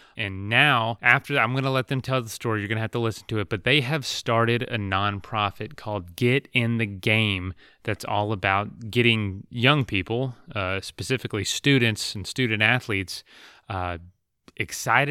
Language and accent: English; Florida, United States; I grew up in Florida